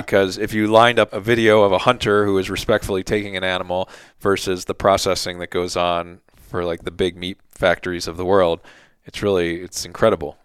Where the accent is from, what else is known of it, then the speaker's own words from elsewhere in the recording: Philadelphia, Pennsylvania, United States; moved away; also born or lived in South Jersey; I grew up in Philly, South Jersey area